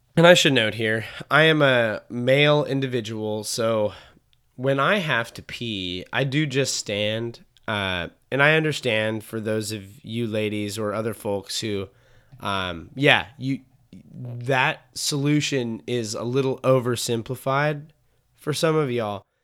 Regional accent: Montana, United States; I grew up in Montana, so it's like the prime spot for being in the wilderness

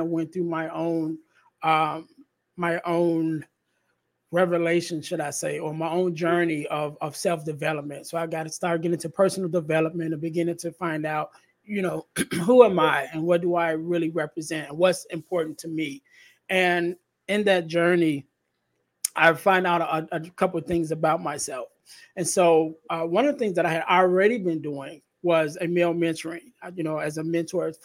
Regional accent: Chicago, Illinois, United States; I'm in the area, because I'm from Chicago

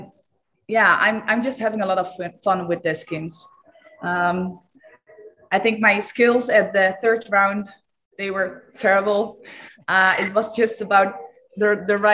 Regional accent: Eindhoven, North Brabant, Netherlands; to Eindhoven, to my hometown

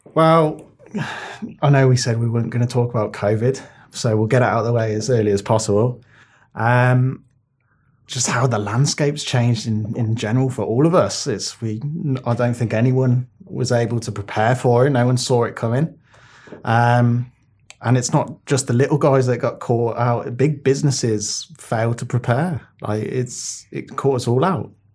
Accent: Birmingham, West Midlands, United Kingdom; where I grew up in Birmingham.

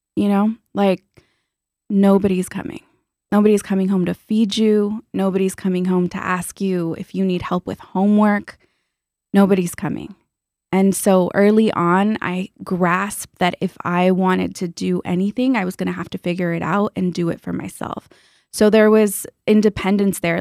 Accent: San Juan Capistrano, California, United States; I grew up in Orange County in a small town called San Juan Capistrano

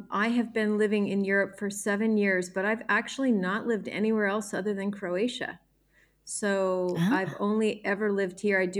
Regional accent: Newport Beach, California, United States; So I was born in born in Southern California um, in a place called Newport Beach and that's in Orange County, which is between Los Angeles and San Diego. And I lived many places in in and around that area

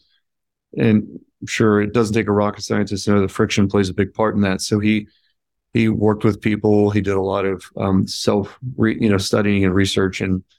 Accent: California, United States; moved away as an adult; now in Indiana, United States; growing up out there

